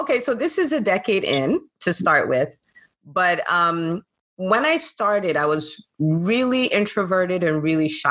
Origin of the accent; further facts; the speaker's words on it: Nigeria; moved away as an adult; also born or lived in California, United States / New Jersey, United States; now in Atlanta, United States; did a lot of my growing up in Nigeria